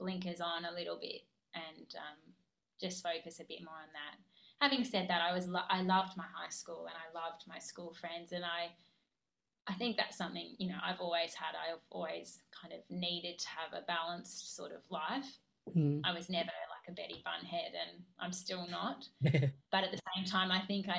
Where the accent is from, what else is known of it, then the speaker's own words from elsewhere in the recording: Brisbane, Queensland, Australia; I'm from Brisbane